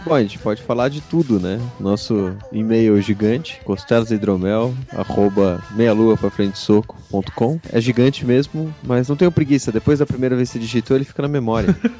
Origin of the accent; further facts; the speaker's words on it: Brazil; Somos brasileiros